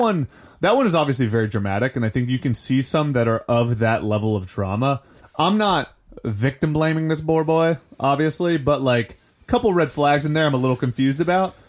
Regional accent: Ohio, United States; I'm from Ohio

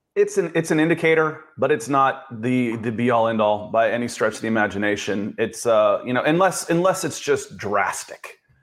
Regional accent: the South, United States; moved away; also born or lived in Manhattan, New York; I'm from the South

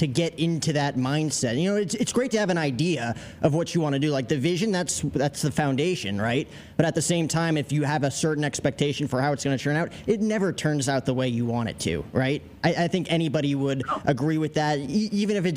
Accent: New Jersey, United States; I have Irish blood. I'm from New Jersey

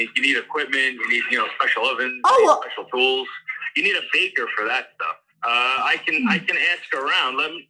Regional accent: New York City, New York, United States; now in Miami, United States; I'm from Queens.

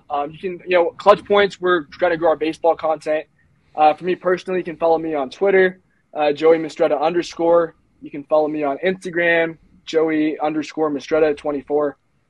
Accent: Lake Arrowhead, California, United States; also born or lived in La Mirada; I'm from Lake Arrowhead.

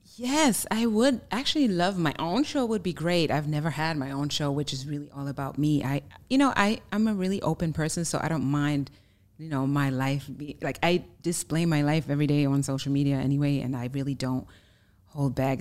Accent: Germany; English is a second language; moved away as an adult; now in United States; I'm originally from Germany, born and raised, so you may hear an accent

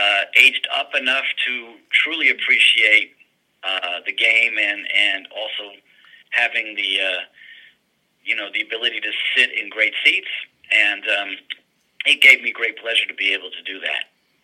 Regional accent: New York, United States; that was my guy growing up in New York during the great run from the '69 New York Knicks

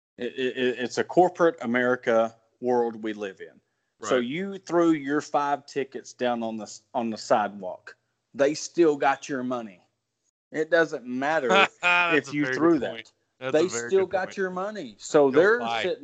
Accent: Ozark, Arkansas, United States; born and raised in Ozark, Arkansas

